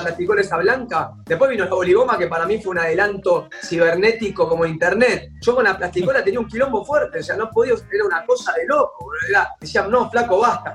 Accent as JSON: {"language": "Spanish", "country": "Argentina", "said": "yo soy de Martín"}